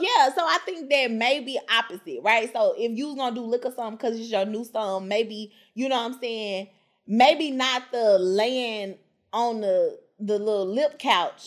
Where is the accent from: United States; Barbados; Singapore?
United States; Memphis, Tennessee; I'm from Memphis